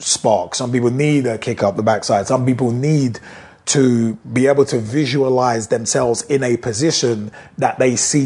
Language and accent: English; United Kingdom; British people